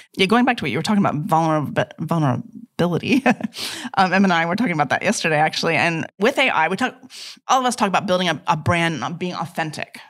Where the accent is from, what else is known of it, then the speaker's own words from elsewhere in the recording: United States; moved away; growing up in America